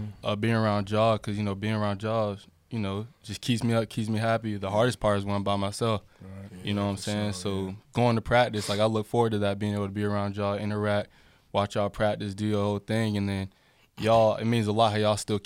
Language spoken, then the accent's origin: English; Harrisburg, North Carolina, United States; Grew up in a small town called Harrisburg